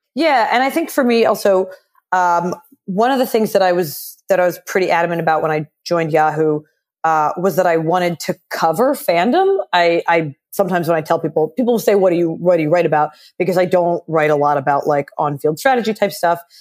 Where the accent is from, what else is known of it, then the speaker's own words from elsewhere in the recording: Philadelphia, Pennsylvania, United States; I grew up in Philly